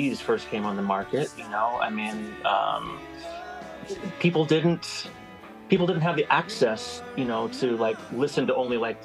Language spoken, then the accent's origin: English; Bellingham, Washington, United States; also born or lived in Seattle; Bellingham, my hometown, which I call my hometown